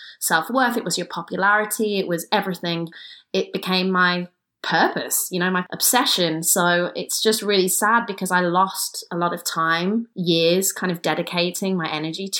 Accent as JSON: {"language": "English", "town": "Kidderminster", "region": "West Midlands", "country": "United Kingdom", "said": "I'm from Kidderminster, England"}